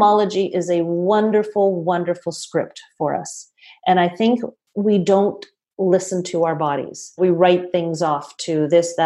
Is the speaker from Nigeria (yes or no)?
no; Toronto, Ontario, Canada; I'm from Toronto